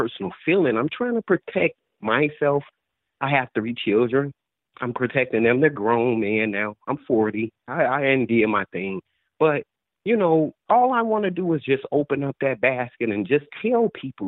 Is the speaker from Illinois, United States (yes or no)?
yes; Chicago, Illinois, United States; I'm from Chicago.